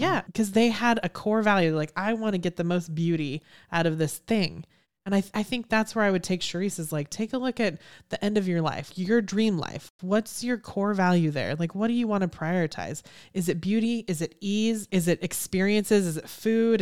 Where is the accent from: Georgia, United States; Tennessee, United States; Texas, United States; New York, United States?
Texas, United States; Houston; I'm from Houston. I was here when Enron went belly up